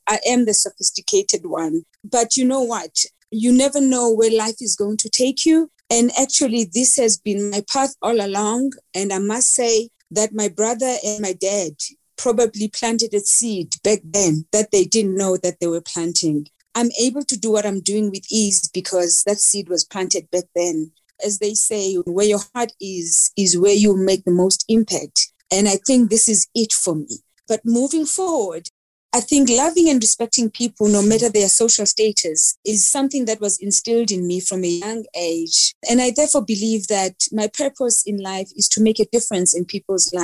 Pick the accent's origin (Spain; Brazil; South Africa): South Africa; Mdantsane, Eastern Cape; also born or lived in Keiskammahoek, Eastern Cape; I grew up in Mdanzane, which is a location or township in the Eastern Cape. And we later moved to the rural village of Kaiskamahook, which is known as Kuqoboqobo in the Eastern Cape.